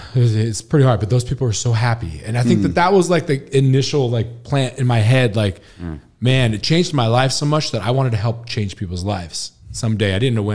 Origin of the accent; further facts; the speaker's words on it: Washington, United States; Yeah, I grew up in Washington, went to school in Washington, headed to LA right after 2000.